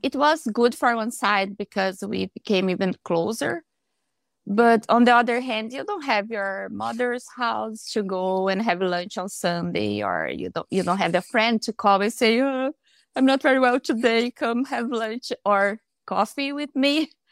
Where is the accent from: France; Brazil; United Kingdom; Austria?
Brazil; English is a second language; moved away as an adult; now in Canada; I am from Brazil, but I'm living in Canada with my husband